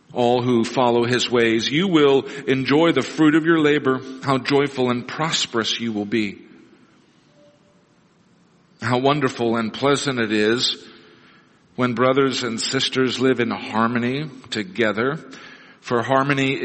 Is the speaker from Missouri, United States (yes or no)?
yes; Neosho, Missouri, United States; when I was a kid growing up in Neosho, Missouri